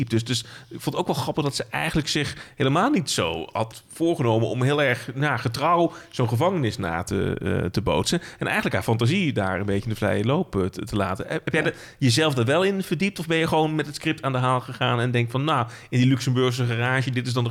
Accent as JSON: {"language": "Dutch", "region": "North Brabant", "country": "Netherlands", "said": "En bij ons in de Brabantse klei was dat niet echt doorgedrongen hoor."}